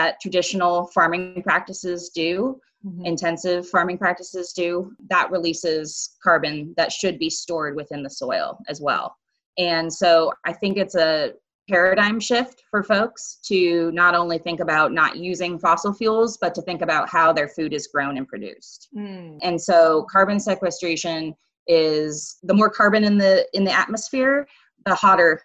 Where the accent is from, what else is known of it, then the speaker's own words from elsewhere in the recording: Southern California, United States; also born or lived in Santa Cruz, California; I grew up in Southern California, in the mountains and then at the beach